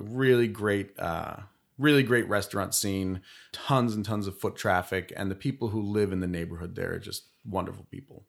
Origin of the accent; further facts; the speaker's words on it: Bethlehem, Pennsylvania, United States; moved away as an adult; now in Philadelphia, United States; I'm from Bethlehem, Pennsylvania originally